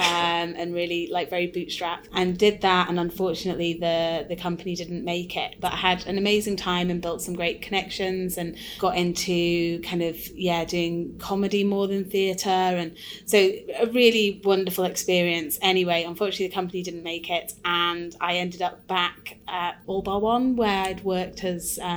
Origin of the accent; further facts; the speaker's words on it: Blackpool, North West England, United Kingdom; now in Scotland, United Kingdom; I'm from Blackpool, and my granddad used to own a rock factory